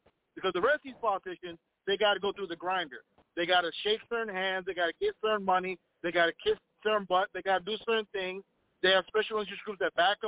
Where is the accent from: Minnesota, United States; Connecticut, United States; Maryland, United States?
Minnesota, United States; I'm from Minnesota.